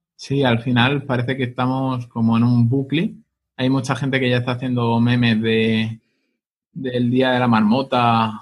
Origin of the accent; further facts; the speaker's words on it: Pilar de la Horadada, Valencian Community, Spain; mi pueblo, para Pilar de la Horadada